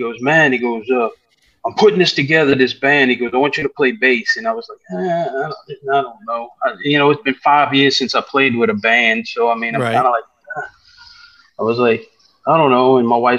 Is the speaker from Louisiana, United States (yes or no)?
yes; New Orleans, Louisiana, United States; moved away; I grew up in New Orleans